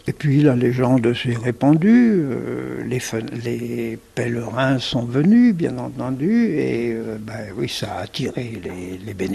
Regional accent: Paris, Île-de-France, France; Je viens de Paris.

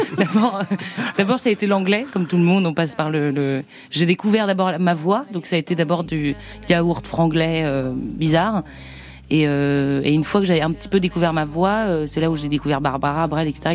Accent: Saint-Nazaire, Pays de la Loire, France; Je viens de Saint-Nazaire

